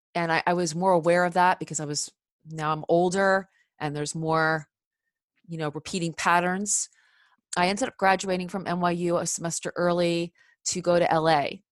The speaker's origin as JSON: {"language": "English", "town": "Cherry Hill", "region": "New Jersey", "country": "United States", "tie": "born or raised there", "said": "I grew up in Cherry Hill, New Jersey, uh, South Jersey"}